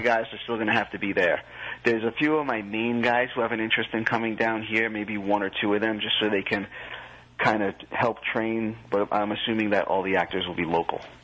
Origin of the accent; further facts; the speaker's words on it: New Jersey, United States; I'm from Jersey.